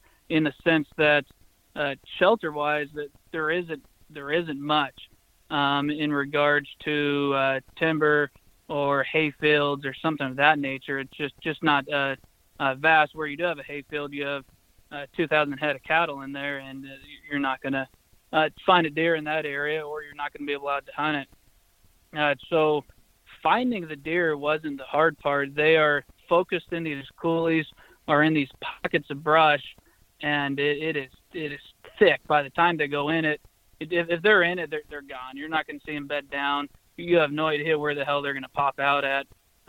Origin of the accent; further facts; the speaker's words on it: Missouri, United States; also born or lived in Connecticut; Yeah, but born in Connecticut, but moved to a small town, Northwest Missouri, age of five. So for the most part, born and raised in Northwest Missouri, and that's where the house and the wife are now.